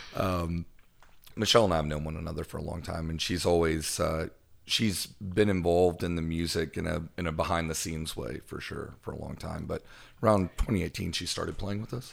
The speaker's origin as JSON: {"language": "English", "town": "Owensboro", "region": "Kentucky", "country": "United States", "moved": "yes", "lives_now": "Memphis, United States", "said": "I'm from, uh, northwestern Kentucky"}